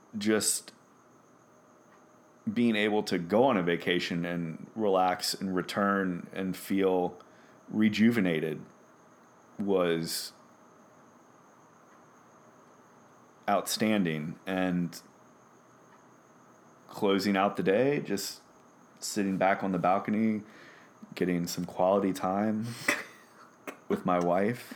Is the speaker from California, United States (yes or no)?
no; Louisiana, United States; now in San Diego, United States; we're both from Louisiana